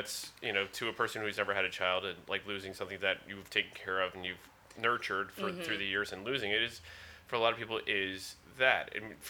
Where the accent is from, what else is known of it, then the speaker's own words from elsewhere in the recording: Philadelphia, Pennsylvania, United States; moved away; also born or lived in New Jersey / Boston; having lived in Boston and growing up in Philadelphia and Jersey